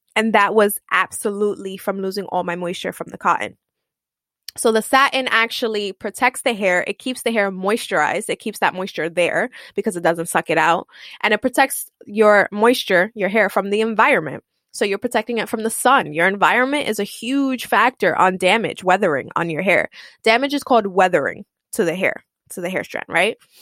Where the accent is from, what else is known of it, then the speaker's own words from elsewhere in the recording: New York City, New York, United States; I'm Puerto Rican I come from East Harlem